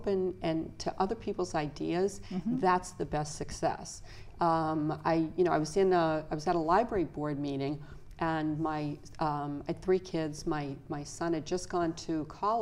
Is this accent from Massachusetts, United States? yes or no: yes; Stoneham, Massachusetts, United States; moved away as an adult; also born or lived in Medford, Massachusetts; now in Falmouth, United States; I grew up on the North Shore. I grew up in Stoneham.